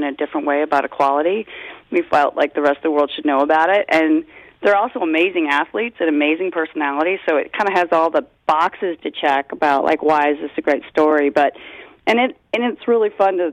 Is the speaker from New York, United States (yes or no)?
yes; Rochester, New York, United States; Oneonta's not that far from where I grew up. I'm from Rochester